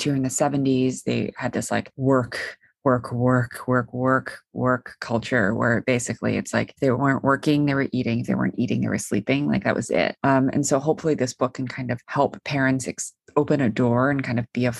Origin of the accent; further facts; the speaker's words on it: New York City, New York, United States; I grew up in New York City and the school's in New York City